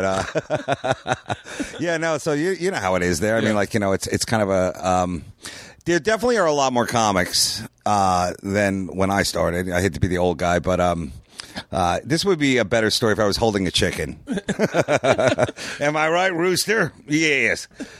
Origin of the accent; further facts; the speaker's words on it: New York City, New York, United States; No, I'm from Queens.